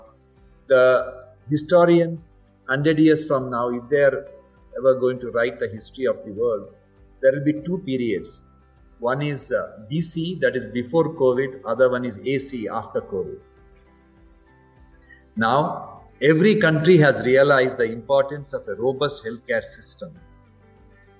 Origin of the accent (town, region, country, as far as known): India